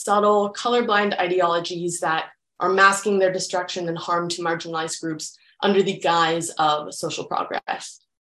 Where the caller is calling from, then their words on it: Vancouver, British Columbia, Canada; My pronouns are she, hers, and I'm calling in from Vancouver in Canada.